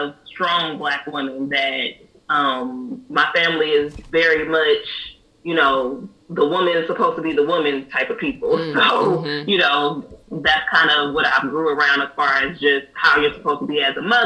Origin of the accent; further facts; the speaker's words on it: the Bay Area, California, United States; now in East Coast, United States; I'm from California, the Bay Area